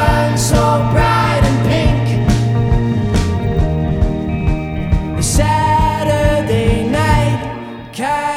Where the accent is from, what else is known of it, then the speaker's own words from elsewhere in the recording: Arizona, United States; we're from Arizona